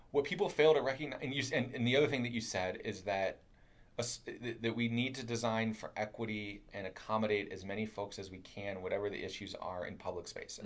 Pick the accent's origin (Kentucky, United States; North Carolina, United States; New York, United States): Kentucky, United States; I'm from Kentucky, so I talk I talk funny